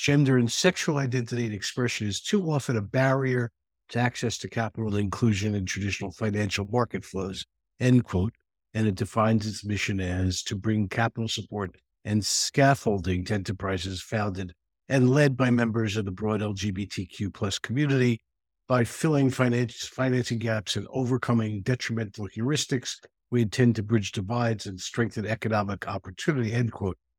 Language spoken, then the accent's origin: English; New York City, New York, United States; also born or lived in Manhattan; having grown up in the Bronx and living in Manhattan